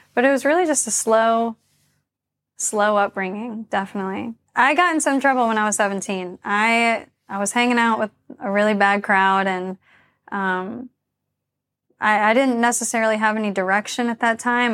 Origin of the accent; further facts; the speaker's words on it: Charlotte, North Carolina, United States; moved away as an adult; also born or lived in Japan; So I was born and raised in Charlotte, North Carolina. I grew up in, like, a rural area outside of the city.